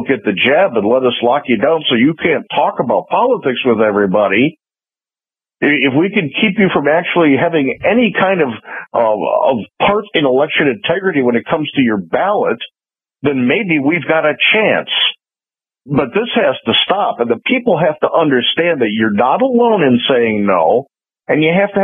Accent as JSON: {"language": "English", "town": "Chicago", "region": "Illinois", "country": "United States", "tie": "born or raised there", "moved": "yes", "lives_now": "Florida, United States", "said": "I grew up in Chicago."}